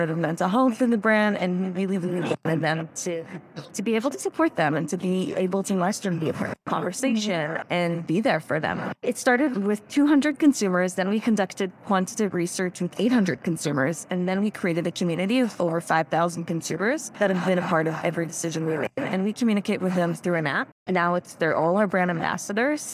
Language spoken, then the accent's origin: English; Israel; So I was actually born and raised in Israel